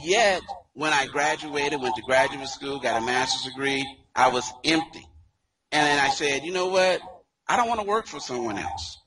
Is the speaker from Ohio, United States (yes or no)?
yes; Dayton, Ohio, United States; a native, as you mentioned, of Dayton, Ohio